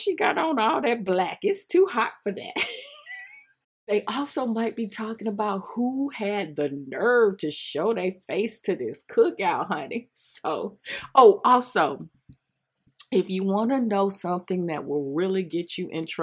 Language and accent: English; the South, United States; my days as a youngster growing up in the South